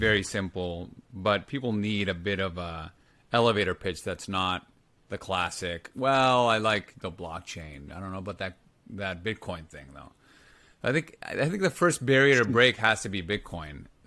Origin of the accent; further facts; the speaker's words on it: Lima, Peru; I grew up in Lima, Peru.